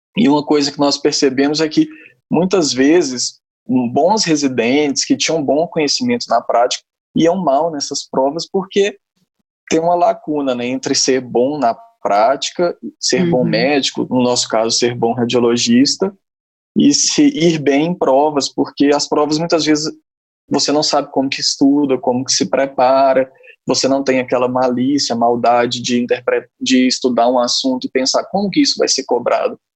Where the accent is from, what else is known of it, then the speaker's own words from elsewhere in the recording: interior of Minas Gerais, Brazil; moved away as an adult; also born or lived in Uberaba / Belo Horizonte; now in São Paulo, Brazil; sou natural do interior de Minas Gerais, uma cidade muito pequena, fiz toda a minha formação médica em Minas